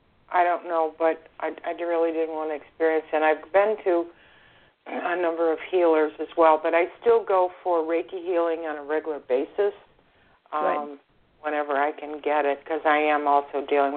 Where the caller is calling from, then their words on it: Florida, United States; I'm calling from Florida.